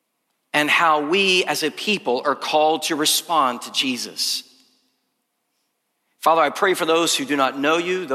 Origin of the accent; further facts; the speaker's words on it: the Carolinas, United States; moved away as an adult; I'm a boy from the Carolinas